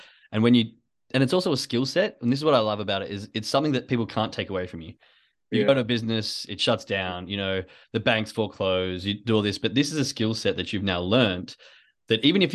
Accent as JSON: {"language": "English", "town": "Perth", "region": "Western Australia", "country": "Australia", "moved": "yes", "said": "I came from Western Australia, Perth"}